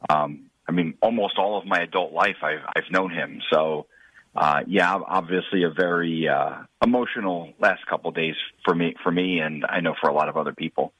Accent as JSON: {"language": "English", "region": "New Jersey", "country": "United States", "tie": "born or raised there", "moved": "yes", "lives_now": "Las Vegas, United States", "said": "I grew up in New Jersey"}